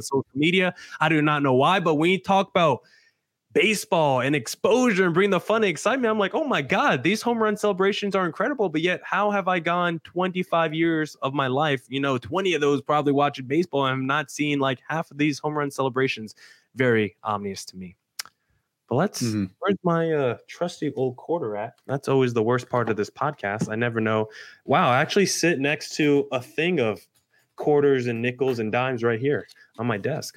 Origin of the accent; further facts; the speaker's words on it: New Jersey, United States; I'm a guy born and raised in New Jersey